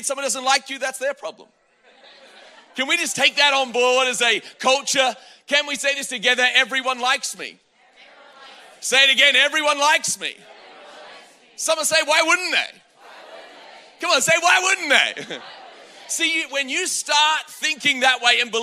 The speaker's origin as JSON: {"language": "English", "country": "Australia", "tie": "born or raised there", "moved": "yes", "lives_now": "United States", "said": "I grew up in Australia."}